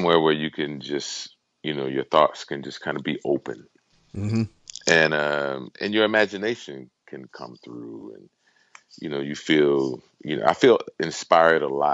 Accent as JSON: {"language": "English", "town": "Houston", "region": "Texas", "country": "United States", "tie": "born or raised there", "moved": "yes", "lives_now": "Pennsylvania, United States", "said": "I'm originally from Houston, Texas."}